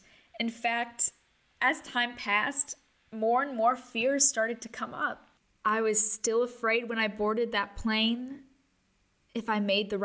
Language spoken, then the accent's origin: English; Chicago, Illinois, United States; moved away as an adult; also born or lived in Switzerland; I'm from Chicago